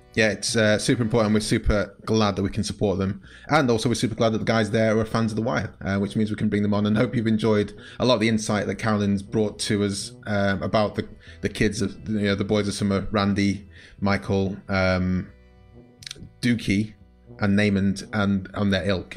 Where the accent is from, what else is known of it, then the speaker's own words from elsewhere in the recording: United Kingdom; as a Brit